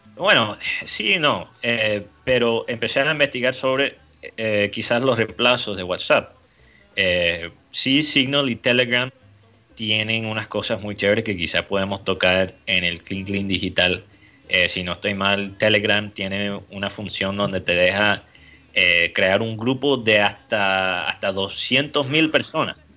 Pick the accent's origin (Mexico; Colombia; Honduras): Colombia